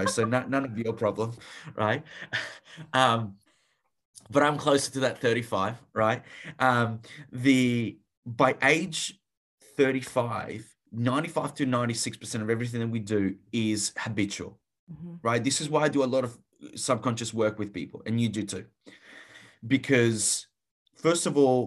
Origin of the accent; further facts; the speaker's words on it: Italy; moved away; I grew up in Italy, so steeped in a Catholic culture